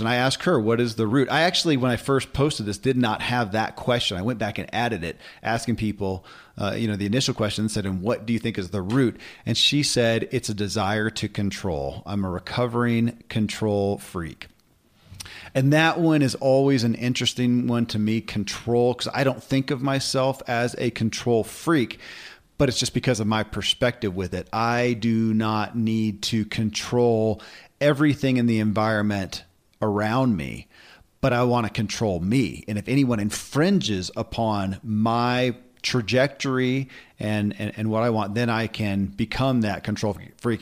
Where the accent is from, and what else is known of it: Kentucky, United States; born or raised there